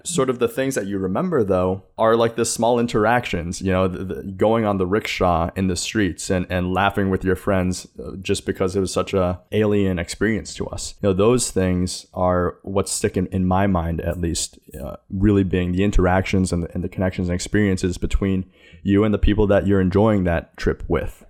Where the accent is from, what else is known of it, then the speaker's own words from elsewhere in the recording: New York City, New York, United States; also born or lived in China; I grew up here in New York City, though I was adopted from China